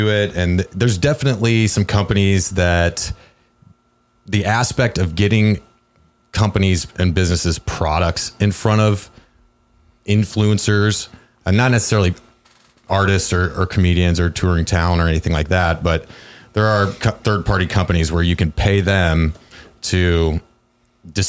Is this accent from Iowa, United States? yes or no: yes; Cedar Rapids, Iowa, United States; moved away; I'm from Cedar Rapids, Iowa